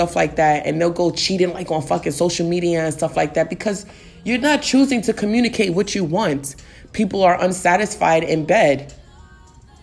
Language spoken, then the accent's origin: English; New York City, New York, United States; I'm from the Bronx, so I'm a New Yorker, you know? Naturally, it's in my swag to have like some sort of like, you know, like edge to how I speak